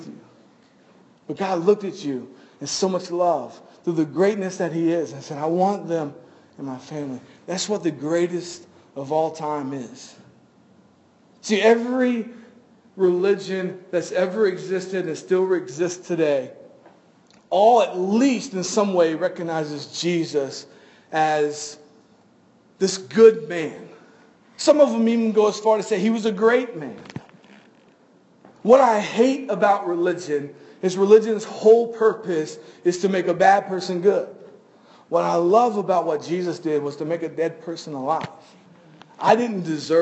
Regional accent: Florida, United States; we're from Florida

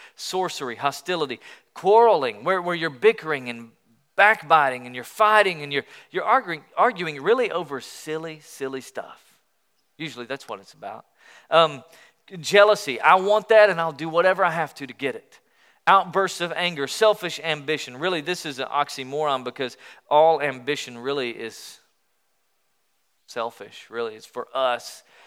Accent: Sweetwater, Tennessee, United States; also born or lived in Pensacola, Florida; I grew up in Sweetwater, Tennessee. All right, a little small town between Knoxville and Chattanooga.

